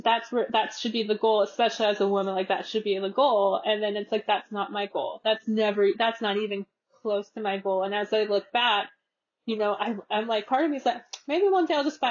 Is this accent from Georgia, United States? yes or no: no; California, United States; I'm from California